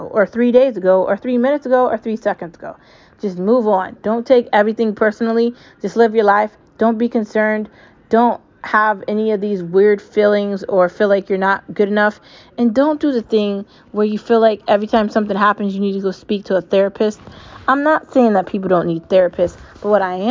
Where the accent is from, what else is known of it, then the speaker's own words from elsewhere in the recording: United States; I'm American. I can say whatever I want about it. I've lived here my entire life